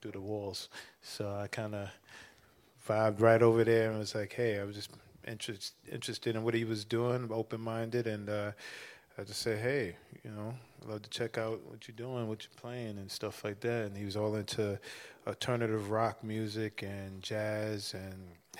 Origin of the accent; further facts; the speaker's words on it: New York City, New York, United States; a Bronx kid